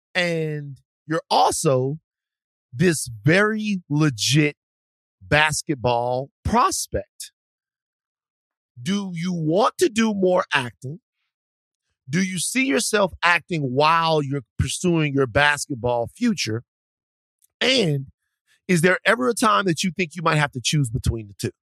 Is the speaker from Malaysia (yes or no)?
no; Baton Rouge, Louisiana, United States; moved away; I'm from Baton Rouge